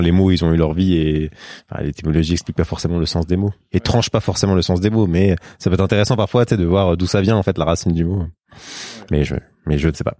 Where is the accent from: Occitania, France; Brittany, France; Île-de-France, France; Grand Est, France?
Île-de-France, France; Sarcelles; j'ai grandi à Sarcelles, en banlieue parisienne